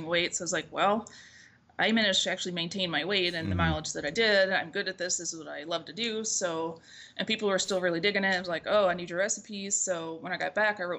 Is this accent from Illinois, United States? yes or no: no; Seattle, Washington, United States; moved away; I was from Seattle, so not a lot of sunlight, a lot of rain